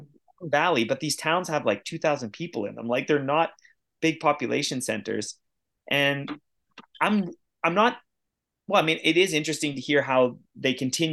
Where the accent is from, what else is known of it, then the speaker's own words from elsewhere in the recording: Canada; also born or lived in Davos, Switzerland; I'm a Canadian